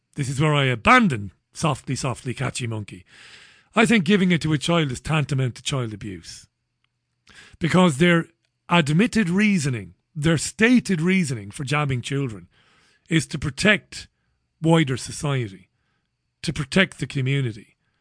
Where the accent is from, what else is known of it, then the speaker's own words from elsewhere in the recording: Ireland; an Irishman like me